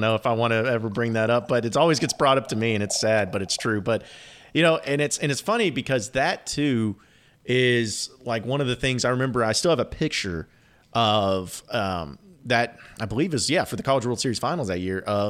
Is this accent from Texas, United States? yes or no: no; Fayetteville, Arkansas, United States; Well, and it was funny because I'm from Fayetteville and I grew up in Fayetteville, and I remember I think the first JJ's was in Rogers, maybe.